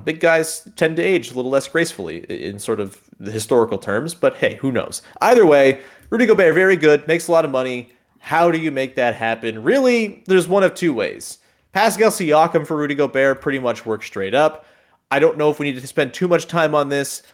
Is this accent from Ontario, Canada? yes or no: yes; Hamilton, Ontario, Canada; my hometown Hamilton